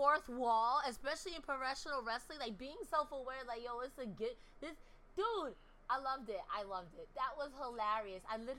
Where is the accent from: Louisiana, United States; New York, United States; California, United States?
New York, United States; not being able to swim as a New Yorker